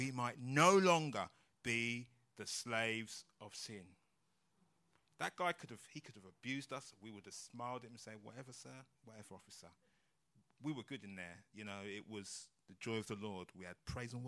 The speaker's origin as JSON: {"language": "English", "region": "London", "country": "United Kingdom", "said": "we're from London"}